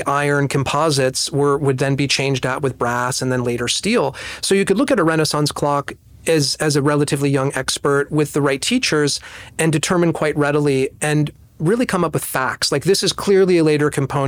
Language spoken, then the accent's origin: English; New Jersey, United States; moved away; also born or lived in New York; I was born in New Jersey, but I've lived most of my life or over half my life in New York